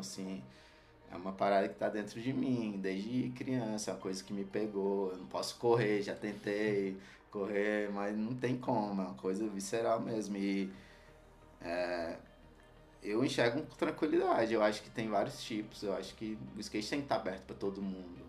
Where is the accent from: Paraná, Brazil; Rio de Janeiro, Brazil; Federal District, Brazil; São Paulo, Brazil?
Federal District, Brazil; Ceilândia; Sou nascido no HRC, Hospital Regional da Ceilândia, criado na Ceilândia Norte, em Taguatinga Norte, no setor QNJ